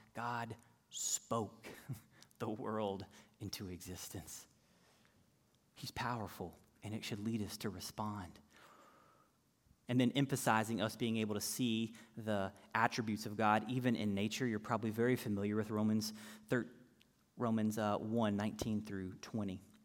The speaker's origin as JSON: {"language": "English", "region": "North Carolina", "country": "United States", "tie": "born or raised there", "said": "I'm from North Carolina, so I can remember growing up as a little kiddo downstairs in the basement"}